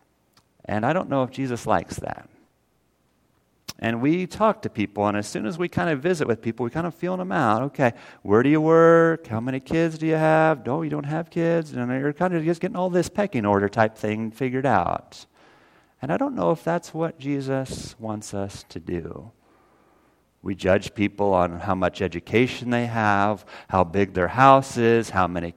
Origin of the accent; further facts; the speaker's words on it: Missouri, United States; also born or lived in Illinois; I was 7 years old, and my mom and dad and my sister and I, we moved from Illinois down to Missouri